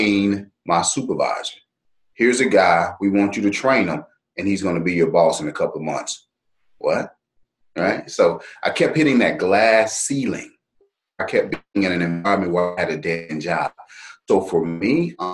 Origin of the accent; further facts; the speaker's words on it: Dallas, Texas, United States; Born and raised in Dallas, Texas